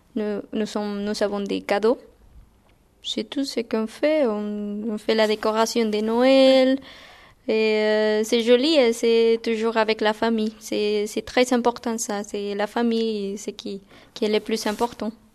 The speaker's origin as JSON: {"language": "French", "country": "Guatemala", "second_language": "French", "moved": "as an adult", "lives_now": "France", "said": "je viens de Guatemala. Et c'est en Amérique centrale"}